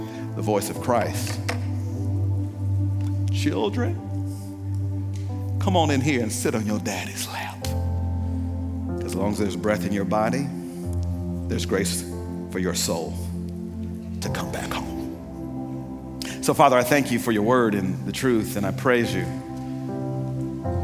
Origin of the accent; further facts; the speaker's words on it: Pearl, Mississippi, United States; I'm from Pearl, Mississippi, so we're country where I come from